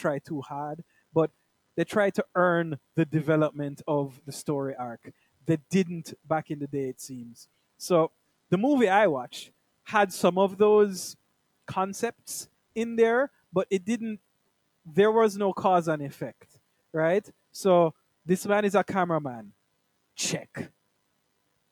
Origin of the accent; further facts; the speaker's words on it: Jamaica; I'm like a Jamaican man down here.